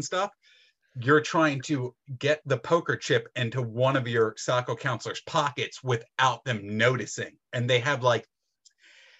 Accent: Philadelphia, Pennsylvania, United States; I'm from Philadelphia

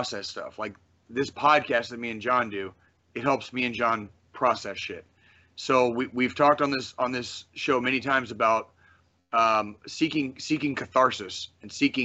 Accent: Kansas City, Missouri, United States; because of where I grew up, here, because my family was from here in Kansas City

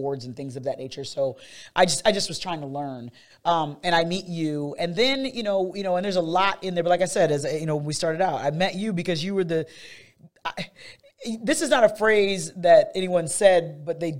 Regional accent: Fort Wayne, Indiana, United States; also born or lived in Illinois; Fort Wayne

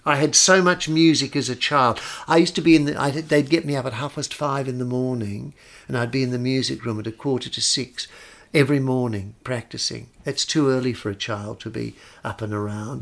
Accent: Australia; I grew up with both. I, I didn't grow up as an Australian. I grew up as a, as a sort of half Italian, or half ding

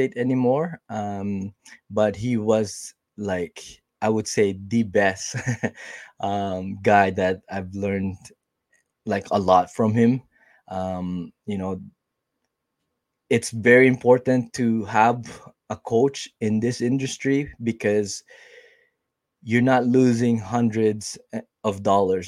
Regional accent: Winnipeg, Manitoba, Canada; I am from Winnipeg, Canada

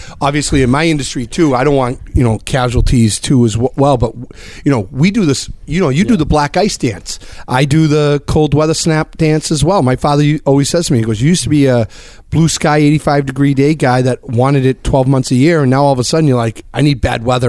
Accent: Brockton, Massachusetts, United States; born or raised there

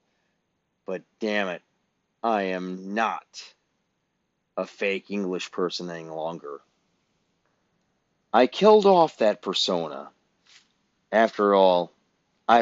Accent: Illinois, United States; used to always rib me about being from Illinois

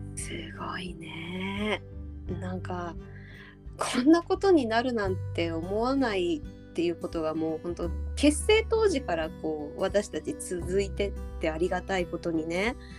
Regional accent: Uryu, Hokkaido, Japan; ウリュウ出身

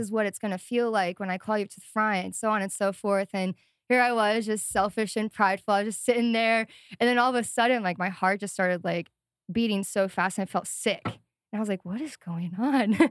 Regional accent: Sioux Falls, South Dakota, United States; moved away as an adult; also born or lived in Missoula, Montana; I grew up in South Dakota, Sioux Falls, South Dakota, and then moved to Missoula, Montana in twenty nineteen with my parents

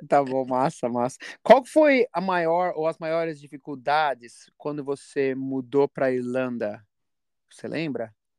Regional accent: São Paulo, Brazil; moved away; eu sou de Piranga

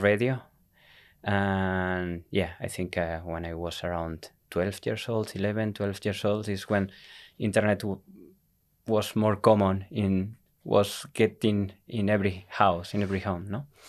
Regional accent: Tenerife, Canary Islands, Spain; English is a second language; moved away as an adult; also born or lived in Madrid, Spain; now in Iceland; was born in Madrid, mm-hmm. but uh, we moved uh, to Tenerife when I was uh, eight years old.

